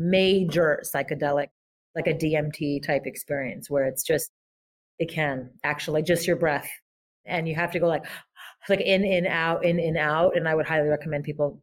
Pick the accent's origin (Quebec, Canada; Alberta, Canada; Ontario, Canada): Quebec, Canada; Montreal; I grew up in French Montreal, like the Frenchest part of Montreal, Brossard.